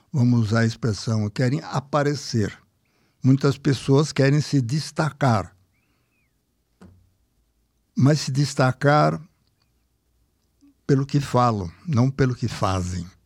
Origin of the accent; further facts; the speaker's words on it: Brazil; Eu sou brasileiro, uma percepção da, da, de média de opinião do povo.